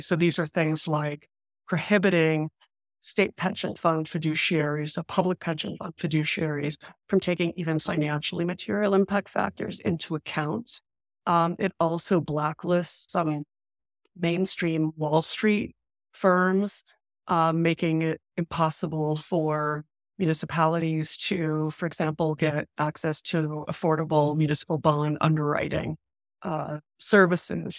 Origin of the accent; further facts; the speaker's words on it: New York City, New York, United States; we grew up in Queens and Flushing, New York, in labor union housing